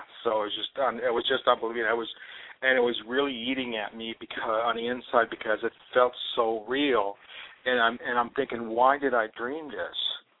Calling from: Los Angeles, California, United States; I'm calling from California, Los Angeles.

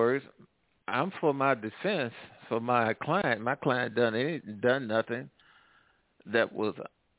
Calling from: Midwest, United States; I'm calling from the Midwest.

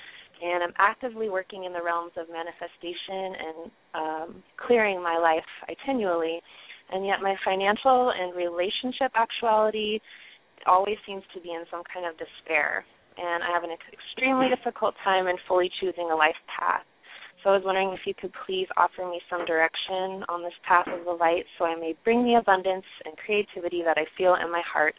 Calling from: Northern California, United States; I'm calling from Northern California.

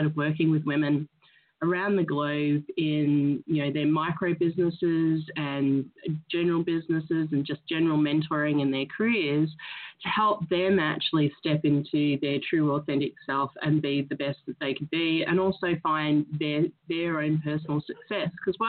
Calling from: Glasgow, Scotland, United Kingdom; I'm in Glasgow, Scotland, so it's Glasgow, afternoon Glasgow.

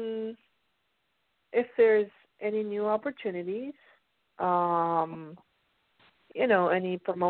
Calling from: Pennsylvania, United States; I'm calling from Pennsylvania.

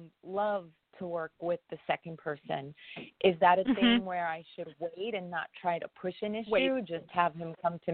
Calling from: New York, United States; from New York

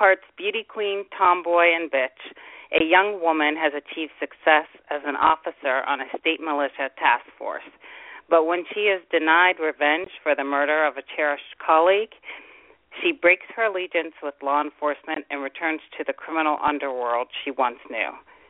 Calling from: Pittsburgh, Pennsylvania, United States

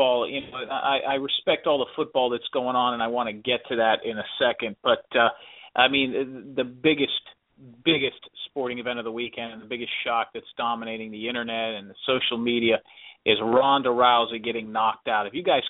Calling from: Central Florida, United States; I'm calling from Central Florida.

